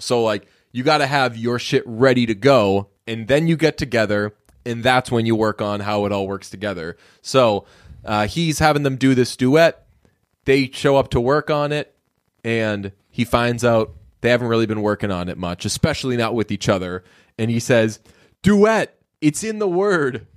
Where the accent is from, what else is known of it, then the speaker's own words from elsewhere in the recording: Boston, Massachusetts, United States; I'm from Boston